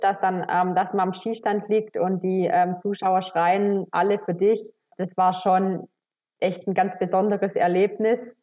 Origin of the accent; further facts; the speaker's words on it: Schramberg, Baden-Württemberg, Germany; komme aus dem Schwarzwald. Geboren bin ich im Schra in Schramberg, das liegt im Landkreis Rottweil, also wirklich ähm, mittendrin im Schwarzwald.